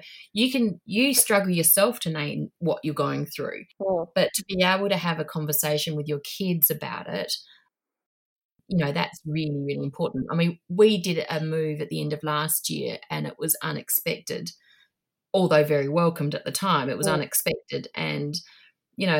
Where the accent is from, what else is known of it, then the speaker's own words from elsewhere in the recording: Australia; moved away as an adult; also born or lived in Asia; now in New Zealand; I'm Australian living in New Zealand now.